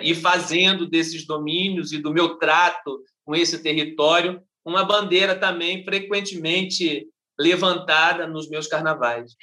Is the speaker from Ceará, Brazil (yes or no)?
no; Rio de Janeiro, Brazil; eu passei parte da minha, da minha juventude na Ilha do Governador, mas sou carioca de 1983, nascido no bairro do Jardim América